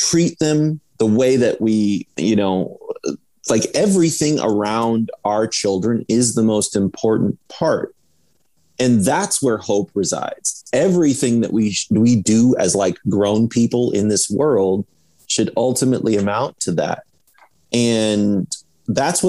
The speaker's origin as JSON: {"language": "English", "region": "Iowa", "country": "United States", "tie": "born or raised there", "said": "growing up in Iowa"}